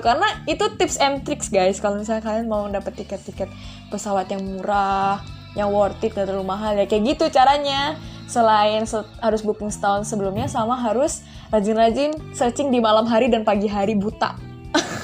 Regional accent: Kuala Lumpur, Malaysia; jadi aku akhirnya dilahirkan di sana di Kuala Lumpurnya di Malaysia di Kuala Lumpur di ibu kotanya terus dan nah, setelah aku lahir itu yaitu aku lanjut pendidikan SD sekolah dasar di sekolah negeri di Malaysia

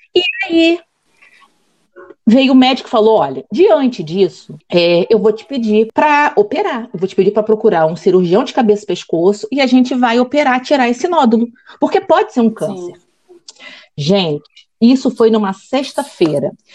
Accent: Rio de Janeiro, Brazil; now in Espírito Santo, Brazil; eu sou carioca de nascença, mas já é uma capixaba de coração. Eu moro, aqui, eu moro aqui desde 1996

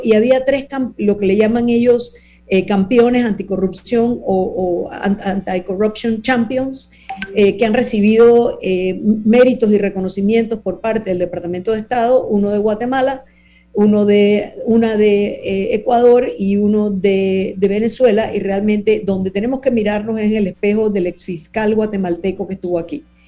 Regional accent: Panama

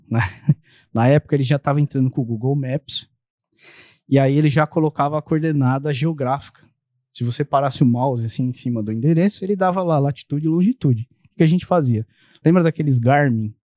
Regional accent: Santo André, São Paulo, Brazil; eu sou de Santo André, moro lá nesse endereço que eu moro desde 2009

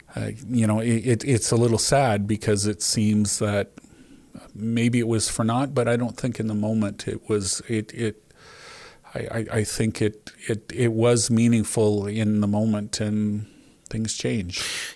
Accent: Canada; as a Canadian

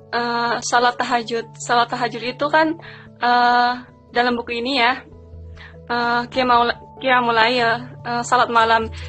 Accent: South Kalimantan, Indonesia; aku dari Kalimantan Selatan ya masuk iya. pendalaman lah gitu.

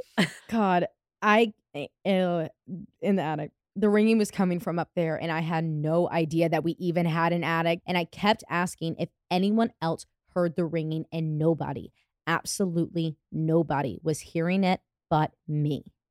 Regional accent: Ohio, United States; we are both from Northeast Ohio and not from Germany, and neither one of us are German.

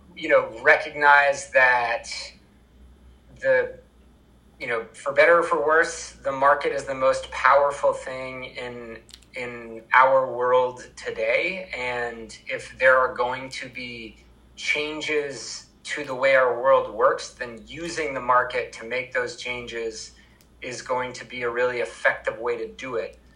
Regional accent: Vermont, United States; I'm from Vermont

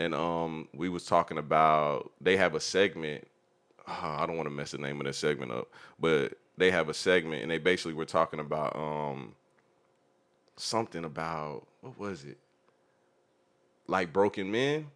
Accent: Jacksonville, Florida, United States; He's from where I'm from

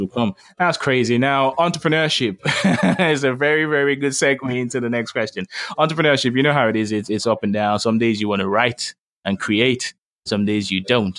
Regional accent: Lagos, Nigeria; I grew up in Lagos too, so I speak a bit of Yoruba.

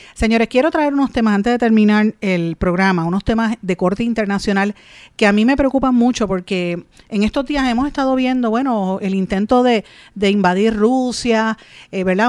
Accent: Puerto Rico; uno como puertorriqueño en nuestra realidad subordinada política y económicamente a los Estados Unidos

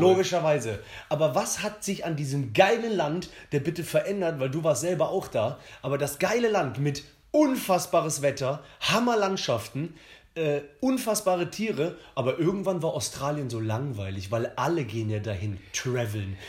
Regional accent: Cologne, North Rhine-Westphalia, Germany; als Kölner

